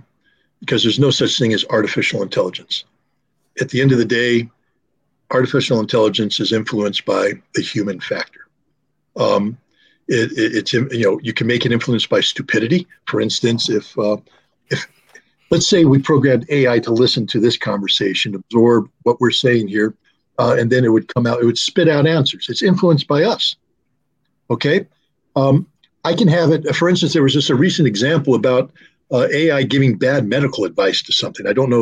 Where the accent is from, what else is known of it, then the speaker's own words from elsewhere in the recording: Germany; Because I grew up in West Germany.